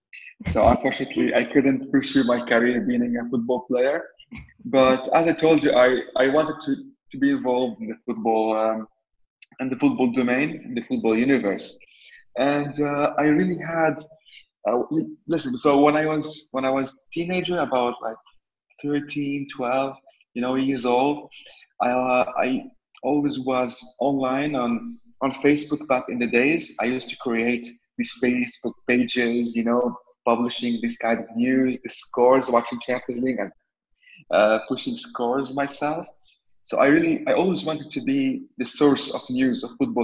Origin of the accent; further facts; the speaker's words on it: Beirut, Beirut Governorate, Lebanon; I was born in Beirut, Lebanon. I'm a Lebanese citizen.